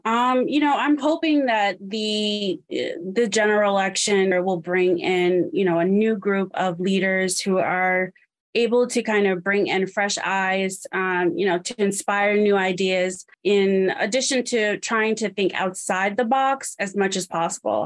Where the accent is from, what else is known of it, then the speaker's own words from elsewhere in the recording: New York, United States; I'm originally from New York